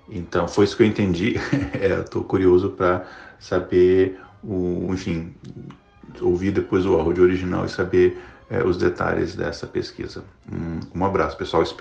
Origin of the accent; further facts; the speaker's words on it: Minas Gerais, Brazil; sou é, do norte de Minas.